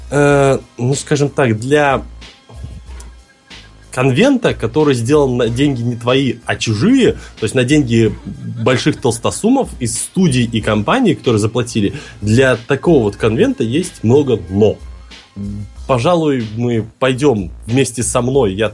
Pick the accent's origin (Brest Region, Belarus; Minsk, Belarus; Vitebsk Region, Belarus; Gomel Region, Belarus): Minsk, Belarus; Сам я, напомню, из Минска, специально ради Комикона приехал в Москву.